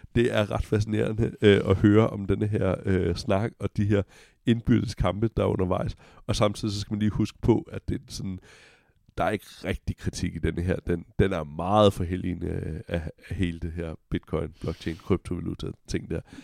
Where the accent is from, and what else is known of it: Denmark